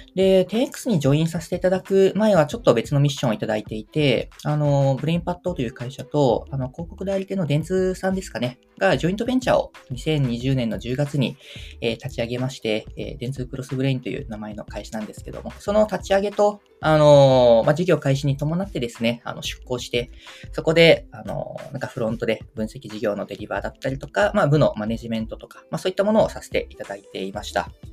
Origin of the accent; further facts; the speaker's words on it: Kyushu, Kumamoto, Japan; accent: Kumamoto dialect; now in Tokyo, Japan; 出身が九州熊本県なんですけども